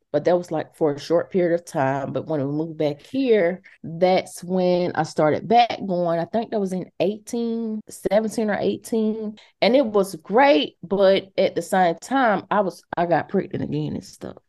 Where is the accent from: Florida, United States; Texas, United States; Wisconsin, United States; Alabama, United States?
Alabama, United States; Montgomery; I'm originally from Montgomery.